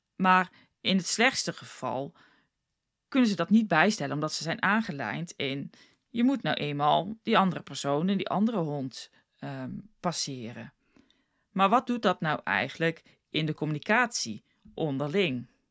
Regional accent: South Africa; moved away as an adult; also born or lived in The Hague, Netherlands; now in Netherlands; ik heb toen heel lang woonde ik in Zuid-Afrika. Ik kon wel Nederlands spreken, maar dat was natuurlijk niet heel goed. Want ik was een jaartje of 6, 7, 8 toen ik naar Zuid-Afrika ging.

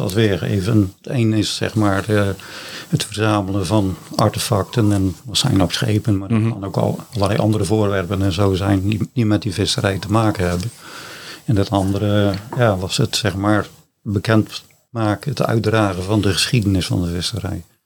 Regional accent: Middelharnis, South Holland, Netherlands; also born or lived in Ouddorp; geboren en getogen in uh, Middelharnis

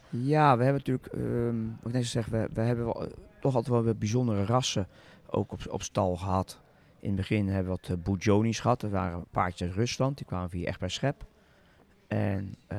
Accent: Zoetermeer, South Holland, Netherlands; ik ben opgegroeid in Zoetermeer

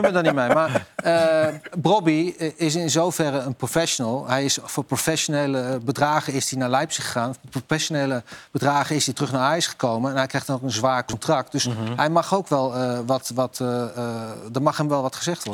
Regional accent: Netherlands; wij zijn Nederlanders

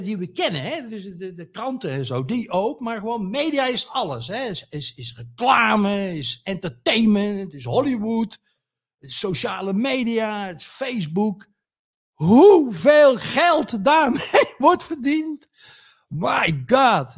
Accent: North Brabant, Netherlands; West-Brabant in het bijzonder. De plek waar ik woon, ja? Waar ik geboren ben en getogen ben.

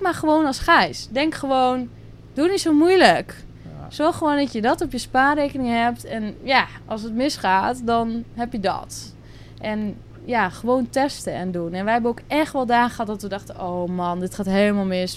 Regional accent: Drenthe, Netherlands; moved away as an adult; now in Curaçao; ik kom uit Drenthe, klein dorpje. daar heb ik altijd gewoond, ben ik opgegroeid.

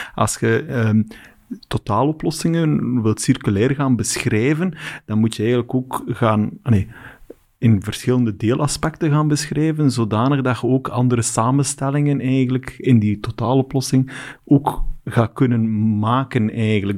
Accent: West Flanders, Belgium; ik kom van West-Vlaanderen

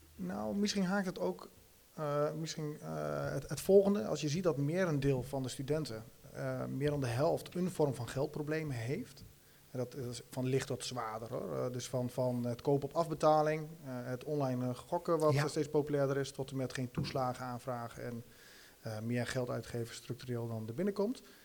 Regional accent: Rijssen, Overijssel, Netherlands; ik kom zo uit Rijs, ik merk het in Rijs heel sterk. Ik, en ik denk dat, dat dat ook wel in ons DNA zit als, als Twentenaren

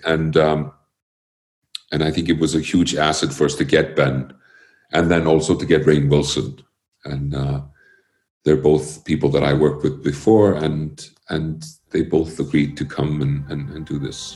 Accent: Iceland; born or raised there; also born or lived in Connecticut, United States

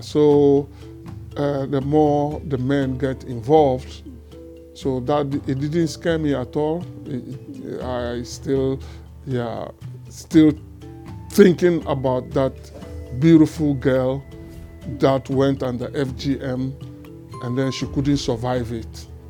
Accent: Volta, Ghana; moved away as an adult; also born or lived in Togo; now in Netherlands; I was born in Togo and then uh, grew up in Ghana, uh, the, the, the, part of Ghana known as the Volta region. That is where I grew up.

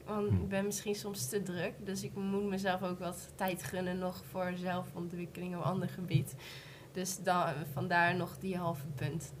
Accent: Achterhoek, Gelderland, Netherlands; ik kom zelf uit Duisburg, meer Achterhoek

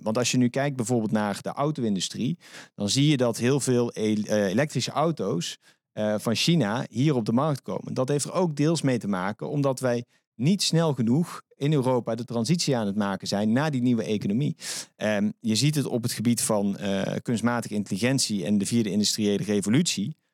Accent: Netherlands; wij als Nederlanders

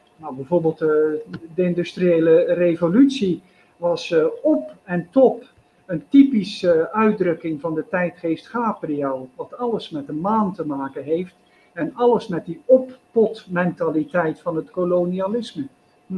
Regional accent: Zeelandic Flanders, Netherlands; moved away as an adult; now in India; mijn geboortestreek Zeeuws-Vlaanderen

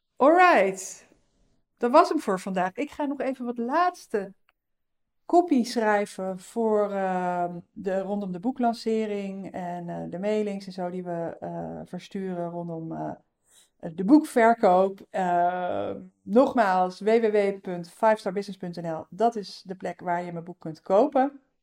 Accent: North Brabant, Netherlands; Ik kom uit Brabant

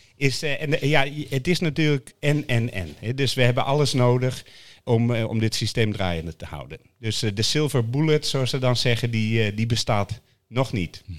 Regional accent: Netherlands; wij minder verstand van als Nederlanders

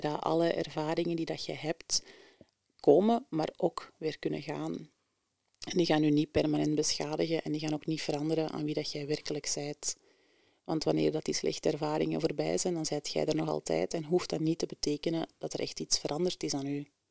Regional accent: Antwerp, Flanders, Belgium; also born or lived in Mechelen / Leuven; ik ben eh, geboren en getogen in Antwerpen Centrum

